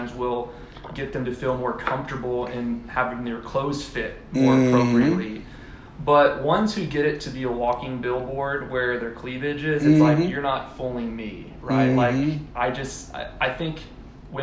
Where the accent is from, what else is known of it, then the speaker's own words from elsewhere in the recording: Houston, Texas, United States; moved away as an adult; also born or lived in College Station, Texas / Dallas-Fort Worth, Texas / Los Angeles, California / Austin, Texas; I grew up in Houston